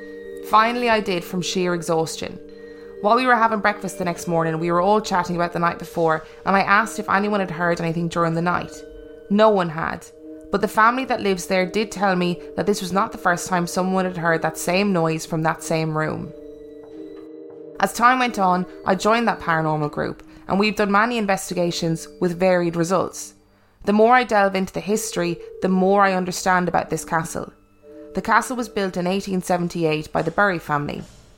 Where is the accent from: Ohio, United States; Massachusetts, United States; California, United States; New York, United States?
Massachusetts, United States; Canton; now in Ireland; I was born and raised in Canton, Massachusetts, to a middle-class family.